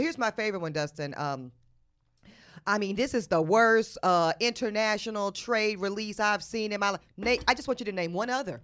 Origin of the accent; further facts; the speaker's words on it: North Carolina, United States; I grew up in North Carolina.